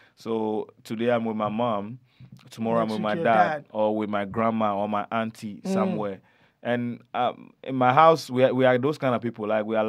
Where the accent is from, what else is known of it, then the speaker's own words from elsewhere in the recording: Ghana; So, in Ghana, you know, Ghana is a very hospitable, amicable country. We encourage a lot of cultures.